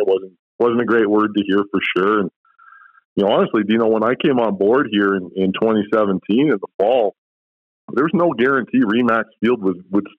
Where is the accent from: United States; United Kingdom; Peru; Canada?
Canada; Edmonton, Alberta; also born or lived in Vancouver Island; I've been an Edmontonian my whole life. I've lived elsewhere, but Edmonton's my hometown. I'm from here and I love Edmonton.